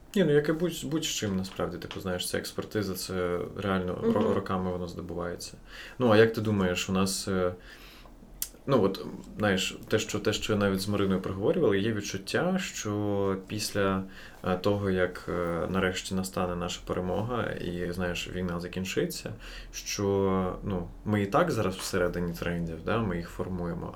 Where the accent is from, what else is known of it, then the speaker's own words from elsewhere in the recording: Kyiv, Ukraine; first language Russian; Ukrainian is a second language; я виріс в Києві у російськомовному оточенні, сам говорив російською з дитинства